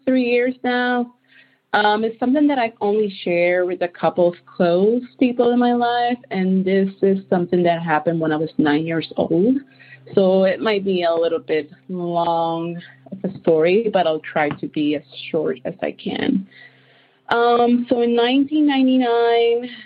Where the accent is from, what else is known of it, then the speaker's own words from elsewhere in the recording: Puerto Rico; I was raised in Puerto Rico with my grandma